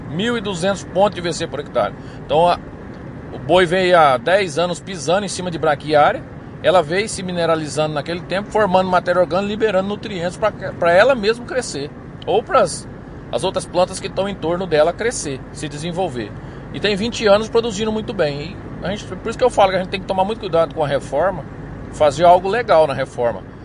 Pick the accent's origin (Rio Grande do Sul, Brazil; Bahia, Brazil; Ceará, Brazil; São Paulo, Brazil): São Paulo, Brazil; Iacri; now in Formosa, Brazil; Eu, eu sou de interior de São Paulo, sou de Iacri, São Paulo, terra do amendoim